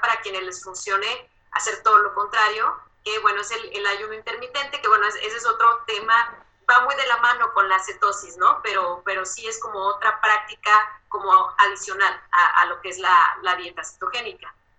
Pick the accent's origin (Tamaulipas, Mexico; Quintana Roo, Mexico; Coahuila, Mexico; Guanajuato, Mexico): Coahuila, Mexico; Saltillo; now in Mexico City, Mexico; yo soy de Saltillo, yo conozco la dieta del norte